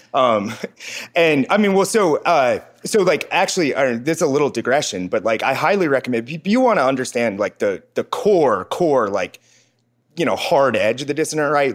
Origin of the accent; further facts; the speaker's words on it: Cincinnati, Ohio, United States; moved away; also born or lived in Dunsmuir, California / Los Angeles; I grew up in Cincinnati